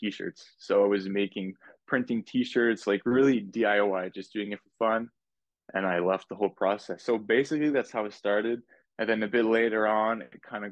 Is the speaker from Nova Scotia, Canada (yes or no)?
no; Laval, Quebec, Canada; also born or lived in Montreal; I was born in Montreal, raised in Laval, just in the suburbs